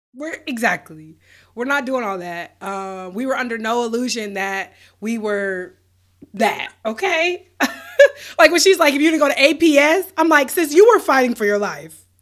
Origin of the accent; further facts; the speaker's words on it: Roswell, Georgia, United States; also born or lived in Milledgeville, Georgia; I'm from Roswell